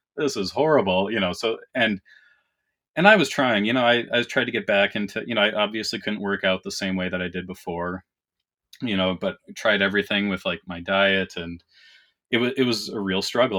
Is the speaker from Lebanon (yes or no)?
no; Canada; now in Minnesota, United States; I was born and raised in Canada. I live in Minnesota now